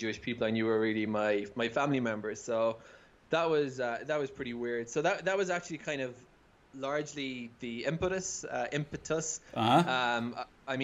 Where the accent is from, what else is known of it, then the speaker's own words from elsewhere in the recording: Cork, Munster, Ireland; moved away as an adult; also born or lived in Scotland / Netherlands; now in Jerusalem, Israel; I grew up in Cork, went to high school there, went to university there, and then I moved to Israel in 2015.